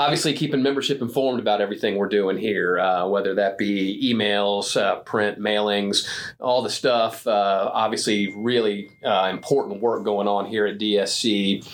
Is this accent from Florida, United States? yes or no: yes; Orlando, Florida, United States; moved away as an adult; now in Texas, United States; born and raised in Orlando, Florida, and grew up there